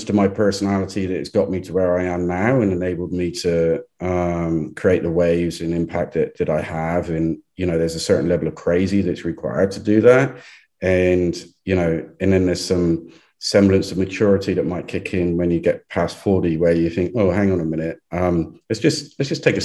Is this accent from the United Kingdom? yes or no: yes; England, United Kingdom; moved away; I'm too English